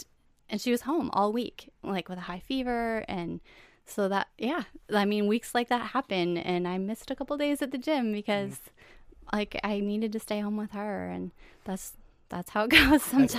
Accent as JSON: {"language": "English", "town": "White Bear Lake", "region": "Minnesota", "country": "United States", "tie": "born or raised there", "said": "White Bear Lake, okay. Minnesota."}